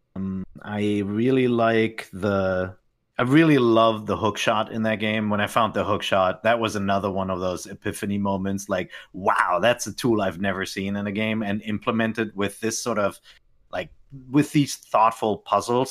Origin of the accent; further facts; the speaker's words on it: Germany; moved away as an adult; also born or lived in Tokyo, Japan; I grew up in Germany